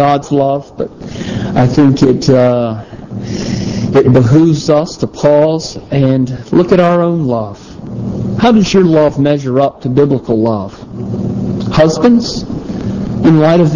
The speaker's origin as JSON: {"language": "English", "region": "the South", "country": "United States", "tie": "born or raised there", "also_born_or_lived": "South Carolina", "said": "when I grew up in the South, out in the country"}